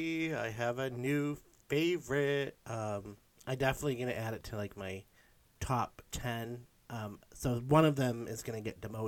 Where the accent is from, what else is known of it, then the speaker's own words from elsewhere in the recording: Salem, United States; I grew up in Salem